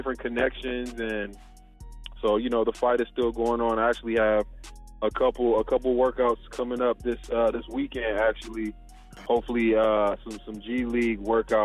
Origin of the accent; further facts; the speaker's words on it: Cleveland, Ohio, United States; I'm from Cleveland